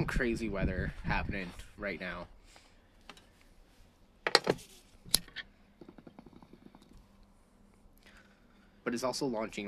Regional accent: Canada

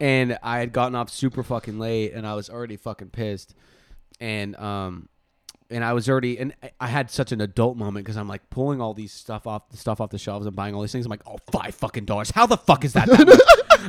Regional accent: Oregon, United States; we're from Oregon

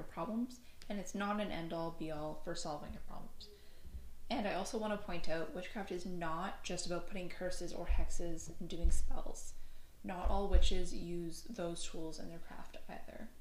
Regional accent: Newfoundland and Labrador, Canada; I am from Newfoundland. We don't have the best English.

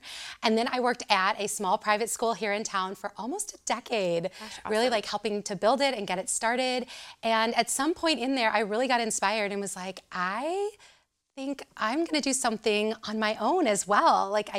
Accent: Southern Illinois, United States; moved away as an adult; now in Champaign, United States; I am originally from Southern Illinois. So I came up here. I think this is an age-old story, right? Come up here to go to the University of Illinois

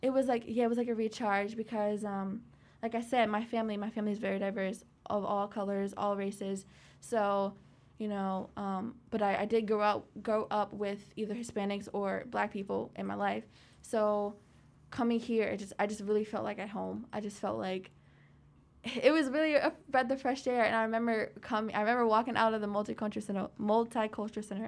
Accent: Petersburg, Virginia, United States; I grew up in Petersburg

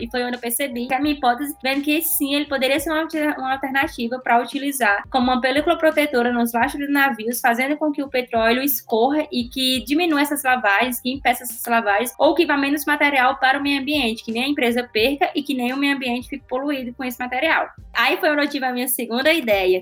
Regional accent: Northeast Region, Brazil; accent: nordestino; moved away; eu tinha muito sotaque nordestino. Eu ainda tenho

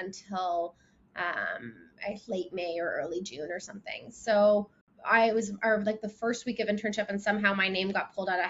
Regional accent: Oakville, Ontario, Canada; I grew up in Oakville, which is just about 30 kilometers outside of Toronto.

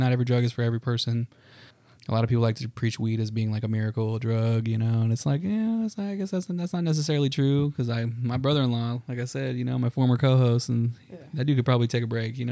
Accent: El Paso, Texas, United States; born or raised there; moved away as an adult; now in Dallas, United States

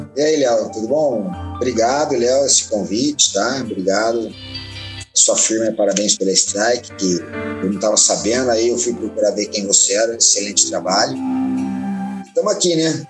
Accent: Campinas, São Paulo, Brazil; eu sou de Campinas, né, cidade de São Paulo

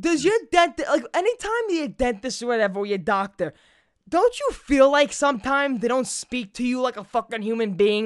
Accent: New York City, New York, United States; Growing up in Brooklyn

